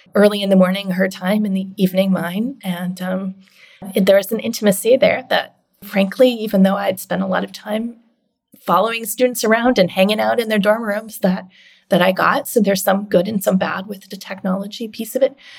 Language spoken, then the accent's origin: English; Canada; now in United States; I'm Canadian